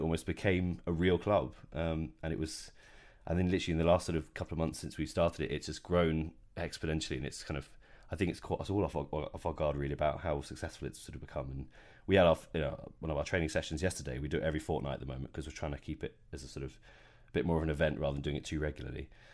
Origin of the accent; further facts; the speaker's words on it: Bournemouth, South West England, United Kingdom; moved away as an adult; now in London, United Kingdom; I grew up in Bournemouth, which is on the south coast of, uh, of Britain